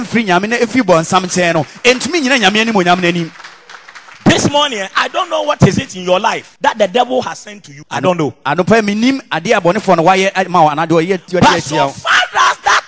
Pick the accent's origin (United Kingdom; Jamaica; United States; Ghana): Ghana; Ashanti; a typical Ashanti man that comes from my hometown